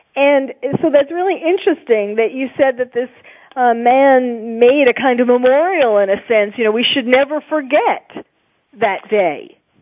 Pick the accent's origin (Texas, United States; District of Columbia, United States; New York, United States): New York, United States; New York City; I was born and raised in New York, so I feel that it's still my city too.